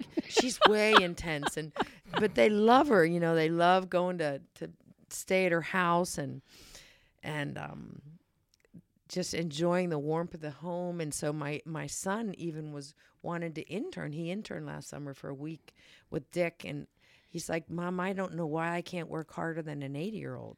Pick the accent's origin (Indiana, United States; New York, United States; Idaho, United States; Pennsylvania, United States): Pennsylvania, United States; Pittsburgh; moved away; my hometown in Pittsburgh